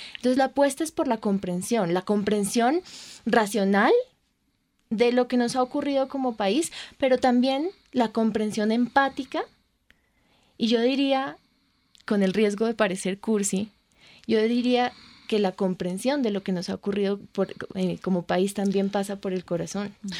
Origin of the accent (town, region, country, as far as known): Colombia